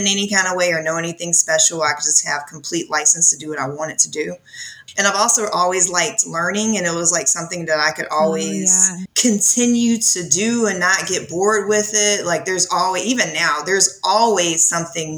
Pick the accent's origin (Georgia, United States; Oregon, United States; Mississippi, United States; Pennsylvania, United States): Georgia, United States; 8 or 9 miles from just south of Atlanta; I live just south of Atlanta, and I grew up maybe 8 or 9 miles from here in a like rural suburban community